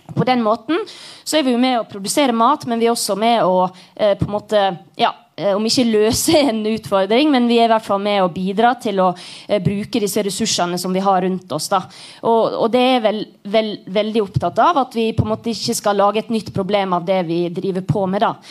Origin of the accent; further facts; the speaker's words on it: Sunnmøre, Møre og Romsdal, Norway; jeg er jo sunnmøring